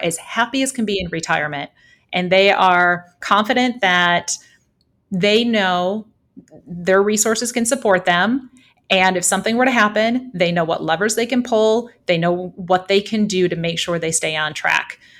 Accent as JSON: {"language": "English", "town": "Holland", "region": "Michigan", "country": "United States", "tie": "born or raised there", "moved": "yes", "said": "I grew up in southwestern Michigan in Holland, kind of across the lake from Chicago"}